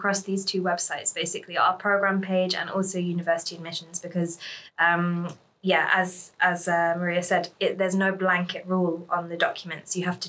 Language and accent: English; United Kingdom; now in Sweden; I can say this because I'm a British person.